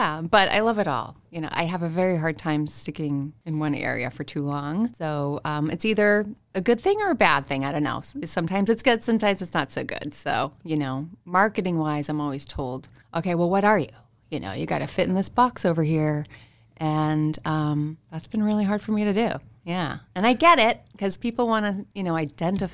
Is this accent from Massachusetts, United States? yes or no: yes; Lexington, Massachusetts, United States; I'm originally from very close to here. I grew up in Lexington